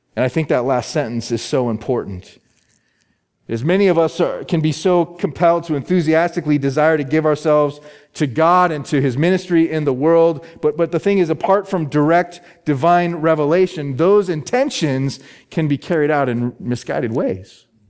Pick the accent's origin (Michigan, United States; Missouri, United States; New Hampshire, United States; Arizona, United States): Arizona, United States; Phoenix; my hometown is Phoenix, Arizona